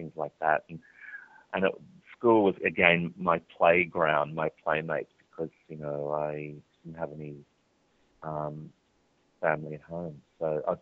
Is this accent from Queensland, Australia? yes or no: yes; Charleville, Queensland, Australia; I was born in Charleville in central Queensland, which is a sheep country.